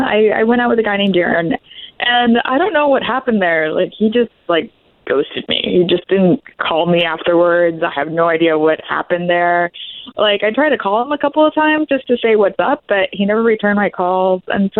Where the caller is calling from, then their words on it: Ocoee, Florida, United States; Oh, from Ocoee.